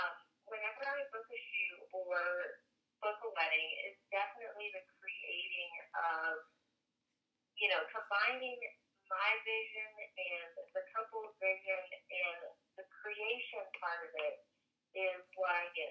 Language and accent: English; North Carolina, United States; also born or lived in Mexico; I'm actually North Carolina native.